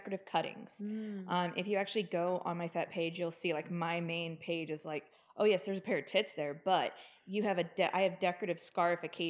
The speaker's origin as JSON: {"language": "English", "region": "the South", "country": "United States", "tie": "born or raised there", "said": "I grew up in the South."}